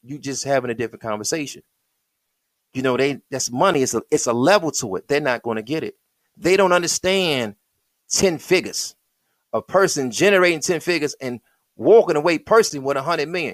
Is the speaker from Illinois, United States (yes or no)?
no; Michigan, United States; I'm from Michigan